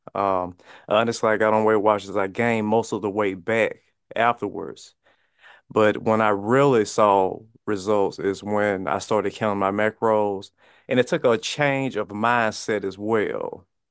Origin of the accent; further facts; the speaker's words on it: Mississippi, United States; where I'm from, I'm from Mississippi, um, high poverty area